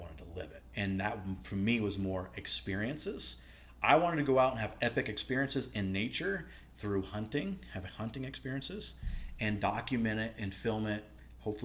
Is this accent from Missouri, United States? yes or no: no; Nebraska, United States; I grew up hunting. I'm from the Midwest, Nebraska, and my dad hunted, my mom hunted